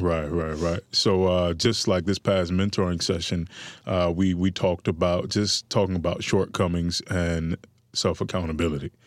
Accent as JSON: {"language": "English", "town": "Miami", "region": "Florida", "country": "United States", "tie": "born or raised there", "said": "I come from Liberty City during the era of, uh, this, I believe, was the post-Coke epidemic"}